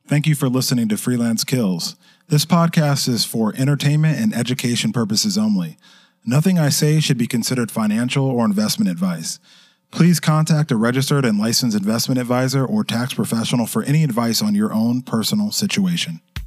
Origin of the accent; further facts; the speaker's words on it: Kennesaw, Georgia, United States; also born or lived in Somerset, New Jersey; I grew up, spent the rest of my life growing up in Georgia